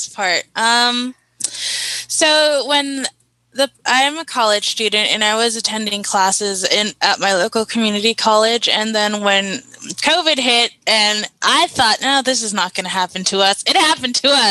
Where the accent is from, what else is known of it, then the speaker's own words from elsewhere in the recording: Carson, California, United States; I'm from Carson, California, and we attended the same middle school and high school